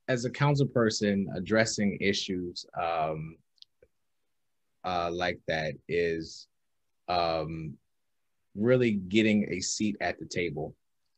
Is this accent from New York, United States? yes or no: yes; Albany, New York, United States; growing up in Albany